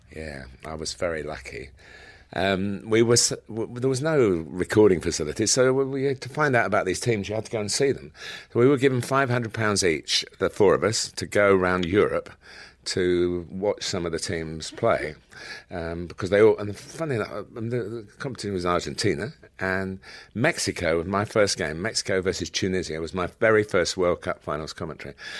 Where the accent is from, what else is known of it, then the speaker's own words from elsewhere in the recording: Chester, North West England, United Kingdom; I was born in Chester